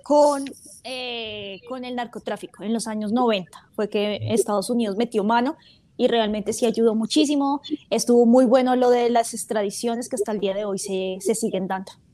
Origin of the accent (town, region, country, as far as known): Colombia